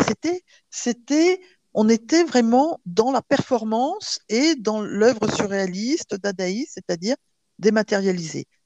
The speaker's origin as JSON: {"language": "French", "region": "Provence-Alpes-Côte d'Azur", "country": "France", "said": "je suis, je suis une provençale. Hein. je, mes racines, je considère provençale. Et on, a la chance en Provence de grandir sans s'en rendre compte avec la crèche"}